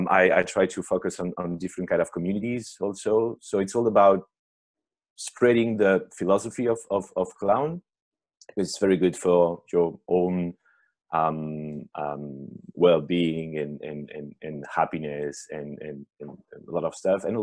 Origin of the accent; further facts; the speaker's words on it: Paris, Île-de-France, France; I'm French-Italian. I've been born and raised in Paris